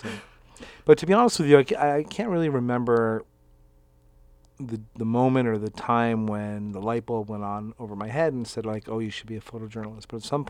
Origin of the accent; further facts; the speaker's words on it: New York, United States; I'm from New York. American from New York.